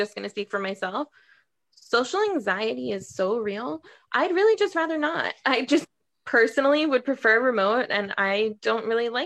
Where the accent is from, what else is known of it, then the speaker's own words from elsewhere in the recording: New York City, New York, United States; I'm from New York